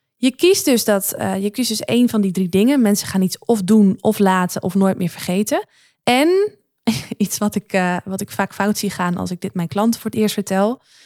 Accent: Noordoostpolder, Flevoland, Netherlands; waar ik vandaan kom uit de Noordoostpolder

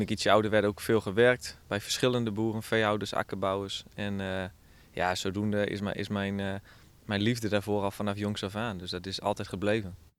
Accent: Slochteren, Groningen, Netherlands; ik ben opgegroeid in Slachteren, heel, heel landelijk en altijd bij boeren

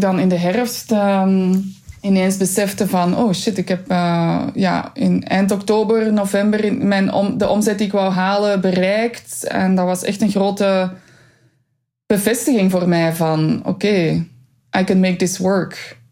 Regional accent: Flanders, Belgium; als Vlaming, als Belg

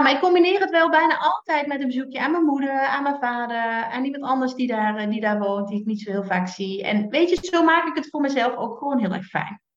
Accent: Limburg, Netherlands; also born or lived in Utrecht / North Brabant; now in Drenthe, Netherlands; als Limburgse

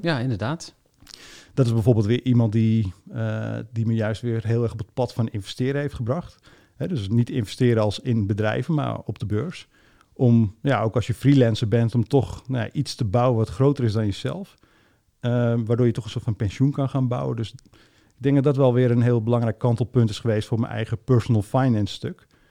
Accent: Almere, Flevoland, Netherlands; ik ben opgegroeid in Almere

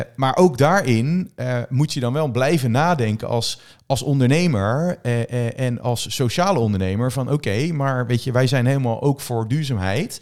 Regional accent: Netherlands; wij als Nederlander

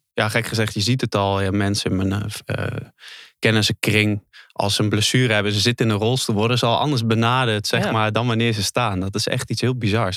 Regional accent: Netherlands; geboren in Nederland

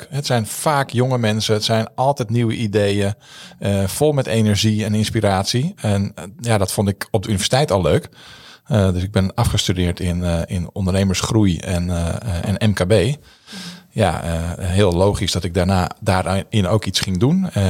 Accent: Amsterdam, North Holland, Netherlands

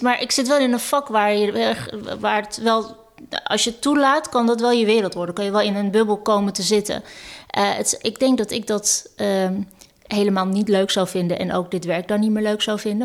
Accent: Amsterdam, North Holland, Netherlands; Ik ben Amsterdammer, ik ben Ajaxiet, ik ben een vrouw

